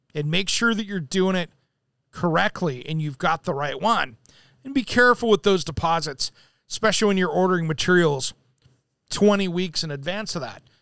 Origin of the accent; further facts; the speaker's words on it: Tri-Cities, eastern Washington, United States; now in Portland, United States; I grew up in the Tri Cities, which is in eastern Washington